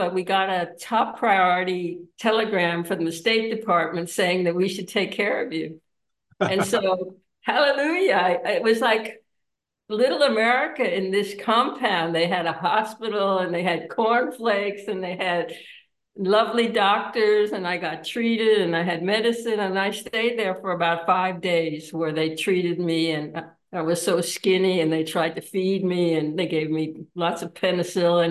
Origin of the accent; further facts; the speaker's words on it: United States; moved away; I'm an American citizen